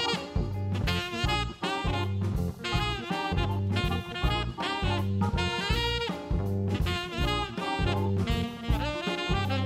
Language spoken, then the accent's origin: English; United States; also born or lived in Baltimore; now in Kentucky, United States; I grew up outside of D.C.